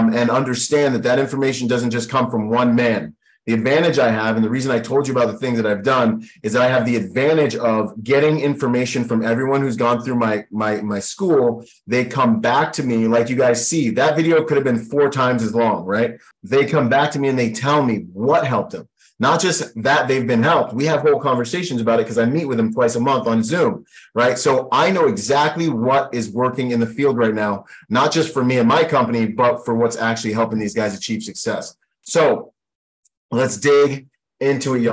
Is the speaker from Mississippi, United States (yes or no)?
no; Washington, United States; also born or lived in Bahamas / Florida; now in Southern California, United States; I grew up in Washington State